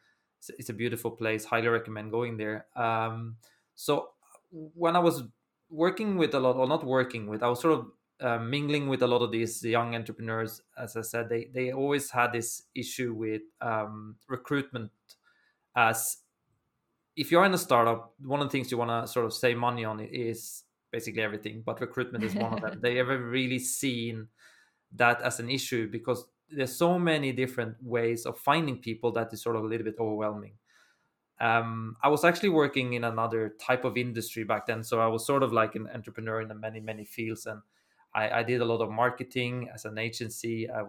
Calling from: Milan, Lombardy, Italy; I'm joining you from Italy. I'm in Milan, so northern part of Italy.

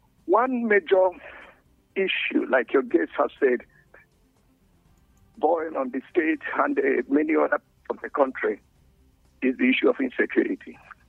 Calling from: Jos, Plateau, Nigeria; Thank you very much … from Refuge here in Jos.

